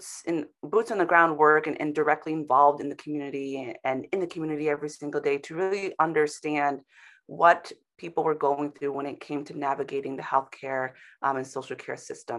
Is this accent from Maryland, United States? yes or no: no; Bronx, New York, United States; also born or lived in St. Thomas; I, you know, am in New York now, but I was born in the West Indies on an island called St. Thomas. And really, my family and I worked our way from there to the Bronx.